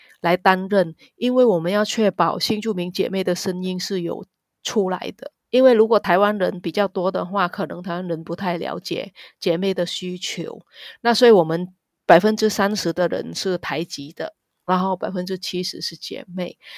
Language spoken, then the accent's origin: Chinese; Vietnam; Chinese is a second language; moved away as an adult; now in Taiwan; 然后我也是南洋台湾姐妹会的理事，我来自越南，